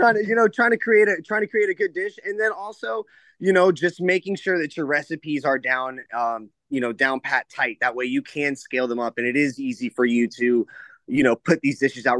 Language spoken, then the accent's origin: English; Tampa, Florida, United States; I'm born and raised in Tampa